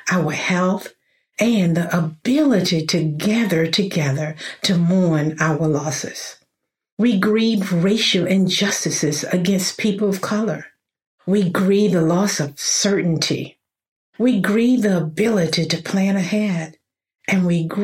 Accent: middle Georgia, United States; I was born in Georgia, middle Georgia, to be more exact. You probably hear it in my voice now

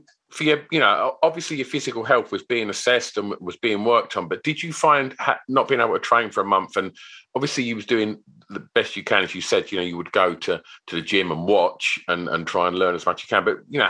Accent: East of England, United Kingdom; So in my hometown of Essex, lovely.

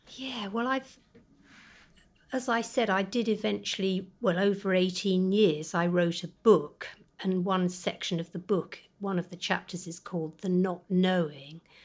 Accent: the Cotswolds, Gloucestershire, South West England, United Kingdom; we grew up in the Cotswolds

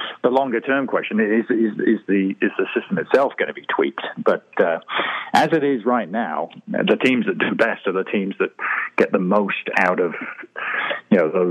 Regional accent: Marlborough, South West England, United Kingdom; I grew up in the West Country of England, a small town called Marlborough

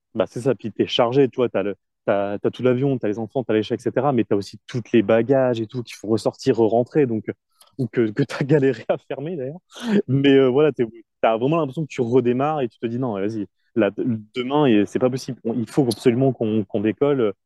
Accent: France; moved away; on est français, on parle pas très bien anglais

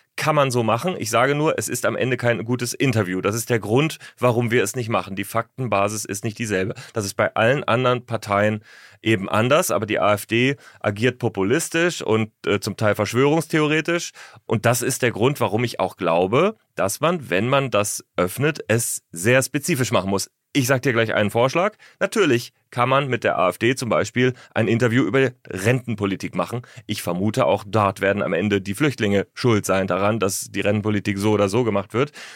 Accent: Northern Germany, Germany; Ich komme ja aus Norddeutschland.

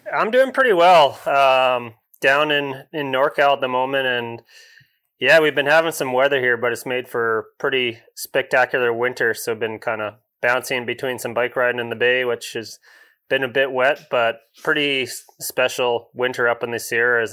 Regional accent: Comox Valley, Vancouver Island, British Columbia, Canada; also born or lived in England; growing up on Vancouver Island, grew up, um, Comox Valley kinda halfway up

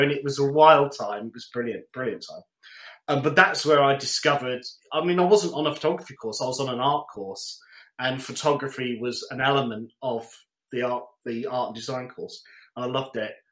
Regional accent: London, United Kingdom; also born or lived in Coventry; I was born in Coventry, moved to London, Wembley, and went to secondary school

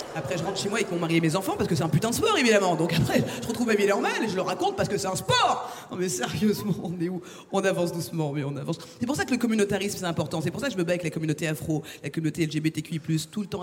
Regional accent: France; je suis française

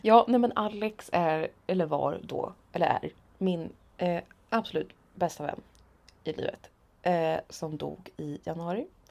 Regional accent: Motala, Östergötland, Sweden; moved away; Åkte hem till mamma där jag då sov eftersom jag var hemma i Motala

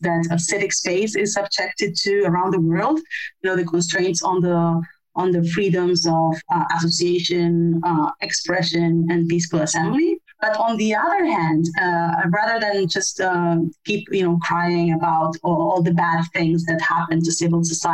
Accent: Argentina; I am originally from Argentina

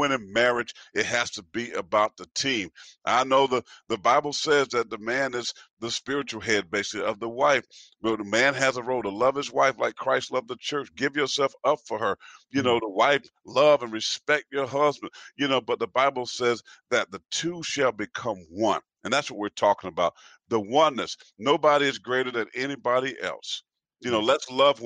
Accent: South Carolina, United States; from Payson, South Carolina, with 10 brothers and sisters, mom that adopted 3 kids on top of hers, you know, just poor family that loved Jesus with the church

